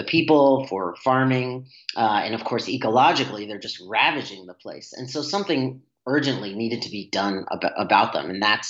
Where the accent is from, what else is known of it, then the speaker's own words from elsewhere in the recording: New England, United States; now in Hawaii, United States; I grew up in New England